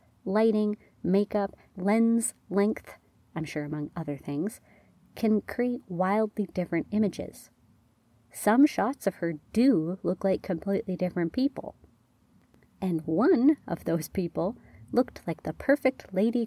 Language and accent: English; Canada; I'm Canadian